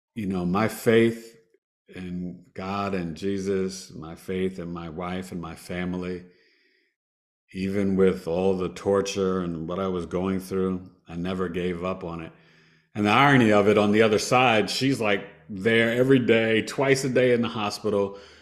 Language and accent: English; New York, United States; I'm a New Yorker